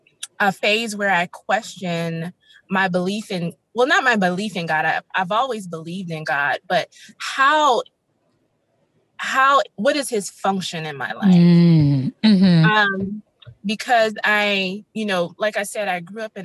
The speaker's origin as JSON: {"language": "English", "region": "the South", "country": "United States", "tie": "born or raised there", "said": "I was raised in the South, as I stated before, in a very religious household"}